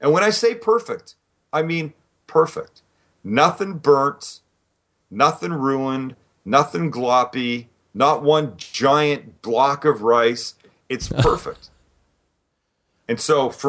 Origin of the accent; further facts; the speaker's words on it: Vancouver, British Columbia, Canada; I grew up in Vancouver, Canada.